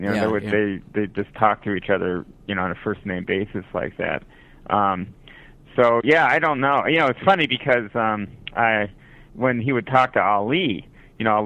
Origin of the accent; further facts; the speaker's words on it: West Coast, United States; also born or lived in Albany, New York; And I grew up out on the West Coast, so at least, I lived there when I was the first season of Monday Night Football